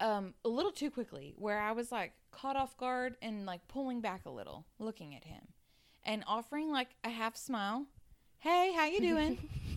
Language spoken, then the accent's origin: English; Arizona, United States; I'm 39. I'm 39. I'm from Arizona.